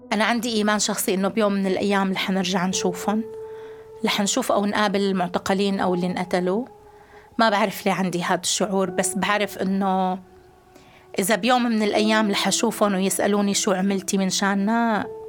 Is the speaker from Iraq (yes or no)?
no; Darayya, Rif Dimashq, Syria; واحدة من منظمين المظاهرات السلمية بمدينتي بدارية